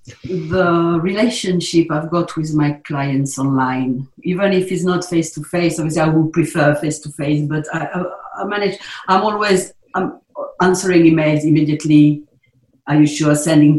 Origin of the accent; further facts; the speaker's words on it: South East England, United Kingdom; But I'm a boy from the South Downs, born and bred